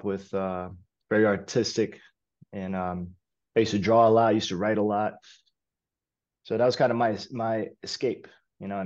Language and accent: English; New York City, New York, United States; I was born and raised in East Harlem. Lived there my whole entire life